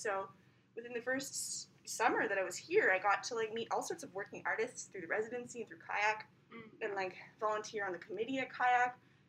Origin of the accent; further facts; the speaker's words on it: Ottawa, Ontario, Canada; now in Whitehorse, Canada; I'm from Ottawa.